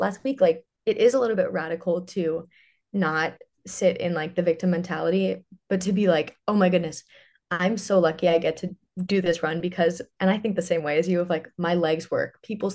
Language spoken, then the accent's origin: English; Ridgewood, New Jersey, United States; moved away as an adult; now in Nashville, United States; I grew up in northern New Jersey. I loved it. I'm from Ridgewood, if anyone is a North Jersey listener.